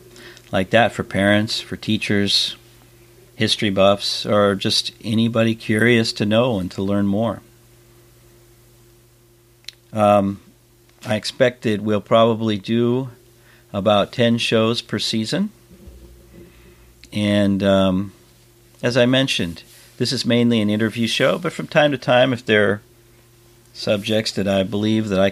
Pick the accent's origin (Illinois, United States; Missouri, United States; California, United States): California, United States; growing up in California